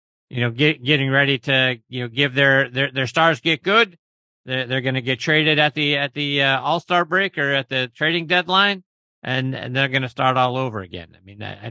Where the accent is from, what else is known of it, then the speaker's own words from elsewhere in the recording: Pittsburgh, Pennsylvania, United States; I'm from Pittsburgh. I grew up a huge Pirates fan